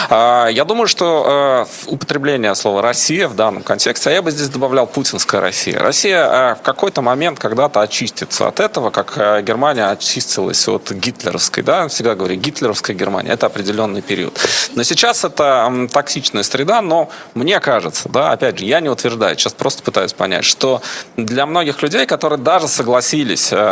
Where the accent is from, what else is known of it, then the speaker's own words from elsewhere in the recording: Kazakhstan; born there; Вот посмотрите, я вообще родился в Казахстане, работаю в Израиле, э, больше с Европой и так далее.